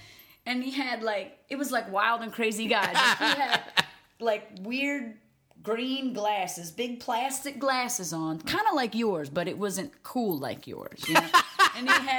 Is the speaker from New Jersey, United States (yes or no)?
yes; Riverton, New Jersey, United States; now in Collingswood, United States; But I grew up in Riverton, so I'm kind of in a golden row of diners.